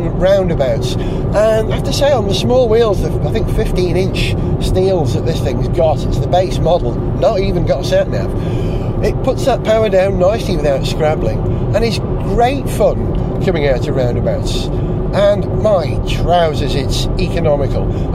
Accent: Holywell, Wales, United Kingdom; near my hometown, Holywell, which is where I grew up

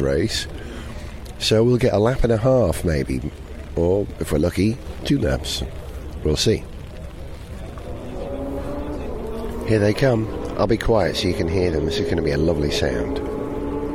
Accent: Welsh, Wales, United Kingdom; I'm Welsh

